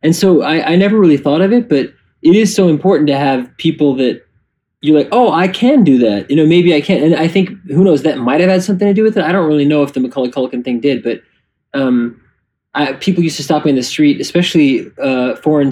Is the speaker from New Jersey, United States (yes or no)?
no; New York City, New York, United States; I grew up in the village.